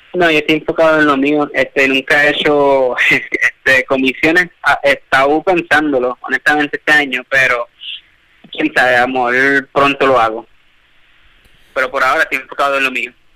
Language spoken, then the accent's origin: Spanish; Puerto Rico; nuestra propia isla en Puerto Rico